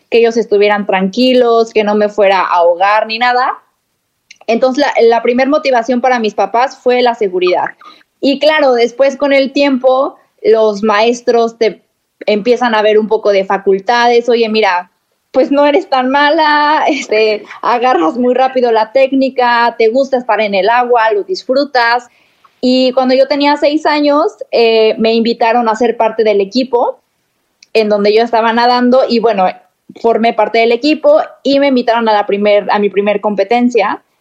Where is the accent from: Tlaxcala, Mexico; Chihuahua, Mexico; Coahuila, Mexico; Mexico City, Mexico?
Mexico City, Mexico; born there; mira, yo nací en Ciudad de México